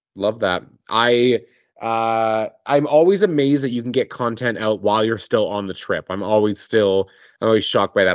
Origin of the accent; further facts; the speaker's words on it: Calgary, Alberta, Canada; I grew up in Calgary